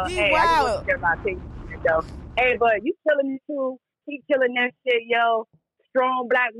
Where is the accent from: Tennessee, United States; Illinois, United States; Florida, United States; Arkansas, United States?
Florida, United States; Orlando; Orlando. You know what I'm saying? 407 in the motherfucking building.